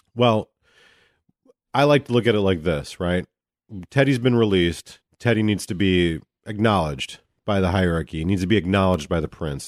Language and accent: English; United States; I'm an American sightseer